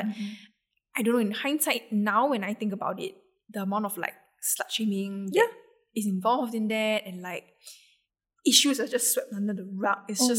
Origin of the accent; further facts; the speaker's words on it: Singapore; as a Singaporean myself